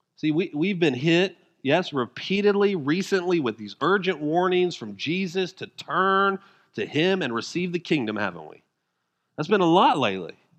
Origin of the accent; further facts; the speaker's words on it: Denver, Colorado, United States; I'm from Denver